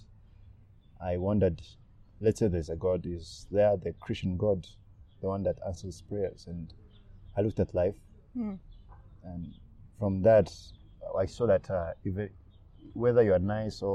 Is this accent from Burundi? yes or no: yes; Burundi; now in Rwanda; I was born in Burundi.